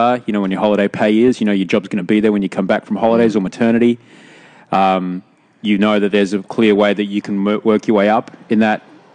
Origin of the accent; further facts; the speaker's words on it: Brisbane, Queensland, Australia; also born or lived in Pyrmont, Sydney / Bondi, Sydney; now in Sydney, Australia; I grew up in Brisbane